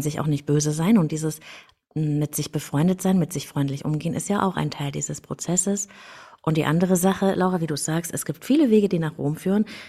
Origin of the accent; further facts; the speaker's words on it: Germany; Ich bin in der DDR aufgewachsen